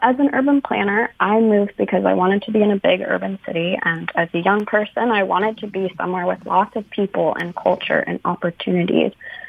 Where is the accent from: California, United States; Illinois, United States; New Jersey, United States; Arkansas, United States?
California, United States; Northern; moved away as an adult; also born or lived in Ann Arbor, Michigan; now in Philadelphia, United States; I come from a family with Michigan roots. My grandpa went to Cass Tech, but I was raised in Northern California. In 2016, I was accepted to the University of Michigan. I moved to Ann Arbor, did undergrad and grad school education there. And then in 2022, I moved to Philadelphia, Pennsylvania.